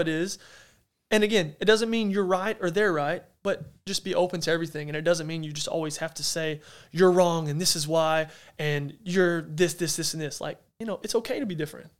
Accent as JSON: {"language": "English", "region": "Arkansas", "country": "United States", "moved": "yes", "said": "I'm from Arkansas in a town that there's nothing, not much there. I said, but dang it, that's home."}